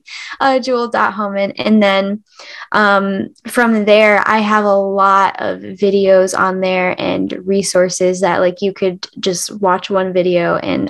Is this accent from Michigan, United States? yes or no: yes; Michigan, United States; I'm from Michigan and we're all like, you know, farms and eat all your meats and comfort food and stuff